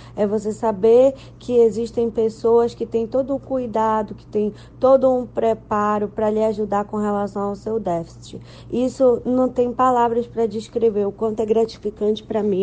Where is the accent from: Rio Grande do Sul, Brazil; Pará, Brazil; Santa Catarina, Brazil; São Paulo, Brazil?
Pará, Brazil; Belém; sou de Belém do Pará